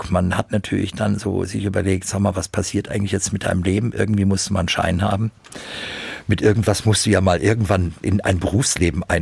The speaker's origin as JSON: {"language": "German", "town": "Frankfurt", "region": "Hesse", "country": "Germany", "tie": "born or raised there", "said": "ich bin halt eben Frankfurter und ich bin hier groß geworden."}